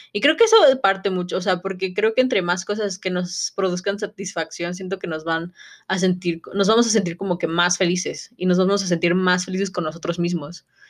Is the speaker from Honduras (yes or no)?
no; Mexico